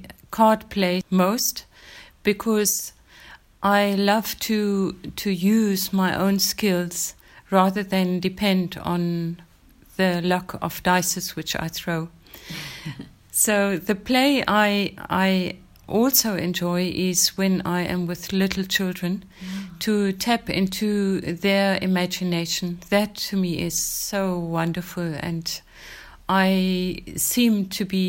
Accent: Windhoek, Khomas, Namibia; also born or lived in Germany / Swakopmund; I was born in Namibia, then it was Southwest Africa. I've been schooled in Windhoek in Germany and again in Windhoek

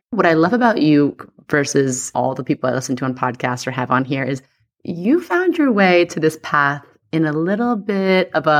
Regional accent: New York, United States; Maybe it's like the inner New Yorker in me too, because I'm a Virgo from New York.

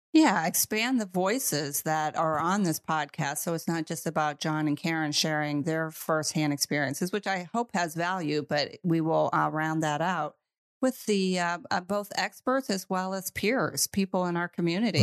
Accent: United States; moved away; I am from the United States

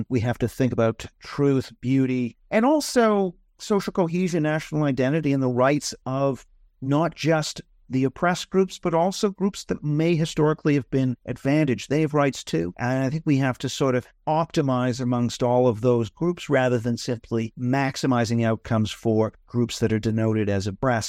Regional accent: Canada; You know, I'm from Canada.

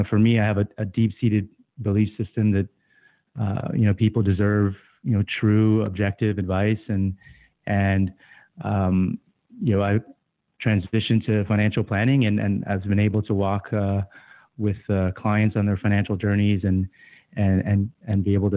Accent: Guam; moved away; I was born and raised in Guam.

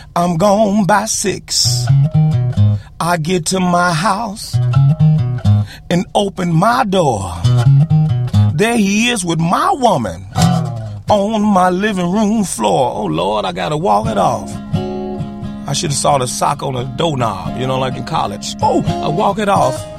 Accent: Chicago, Illinois, United States; I was born in Chicago

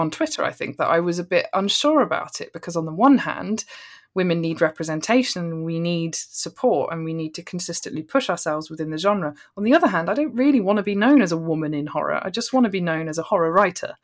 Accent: Bristol, South West England, United Kingdom; I'm from, I'm from Bristol

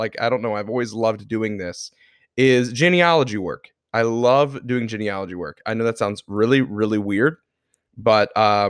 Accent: the South, United States; since we grew up in the South, most of my family is either from Kentucky, Tennessee, Georgia, that kind of stuff. All from the South.

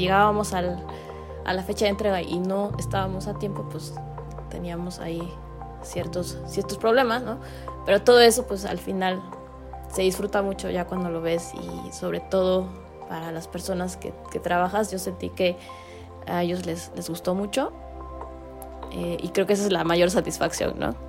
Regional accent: Mexico; como mexicanos

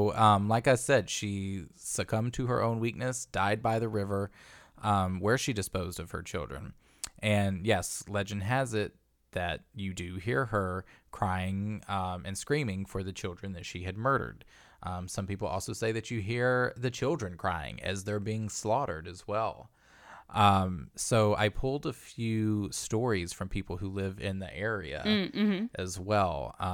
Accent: Kingman, Arizona, United States; So as a teen growing up in Kingman, which is where this area where this all takes place, Kingman is where Luana Canyon is.

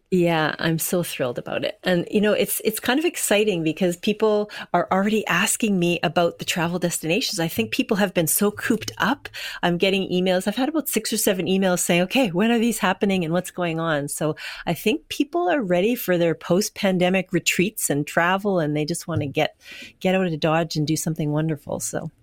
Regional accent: Winnipeg, Manitoba, Canada; moved away as an adult; now in British Columbia, Canada; I'm from Winnipeg, and I lived there for forty years before I moved to B C

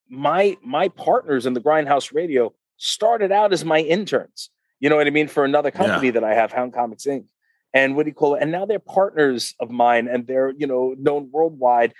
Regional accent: Uniondale, New York, United States; I grew up in Uniondale, New York

